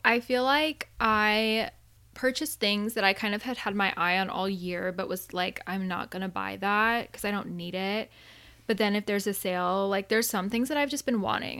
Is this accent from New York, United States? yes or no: no; Arizona, United States; also born or lived in Southern California; now in California, United States; I'm from Arizona and so I didn't grow up with like a ton of snow